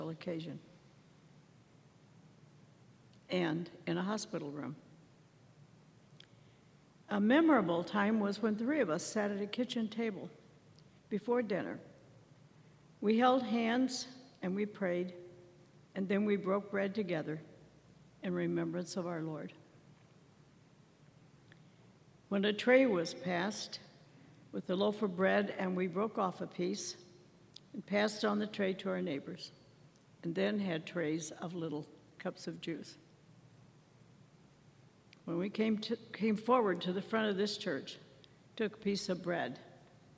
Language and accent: English; Southern Illinois, United States; Growing up in Southern Illinois, I went to the Christian church